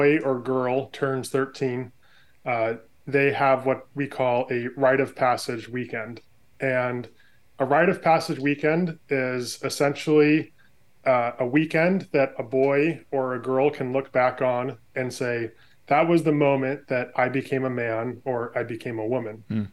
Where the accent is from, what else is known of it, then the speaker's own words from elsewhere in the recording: California, United States; moved away as an adult; now in Oregon, United States; I was born and raised in California, spent the first 25 years of my life there